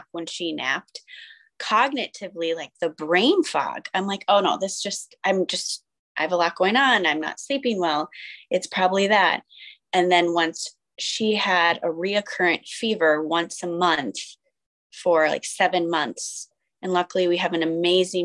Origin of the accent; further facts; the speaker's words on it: Minnesota, United States; I grew up in a small town in Minnesota.